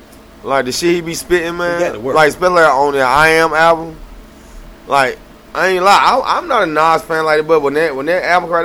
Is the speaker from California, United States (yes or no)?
no; New York, United States; We from New York. We got this shit for the culture, son. For the project, son. You know what I'm saying? You from Brooklyn. I'm from Queens.